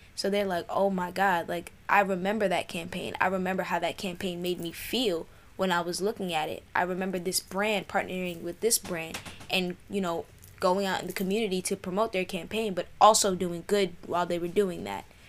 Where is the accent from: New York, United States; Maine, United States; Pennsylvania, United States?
New York, United States; New York City; moved away; I grew up in South Jamaica, New York